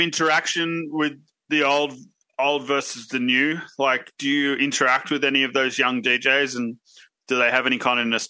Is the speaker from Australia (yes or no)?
yes; Australia; moved away; I grew up in Australia, and then obviously when I was a pro skier, I grew up in ski towns around the world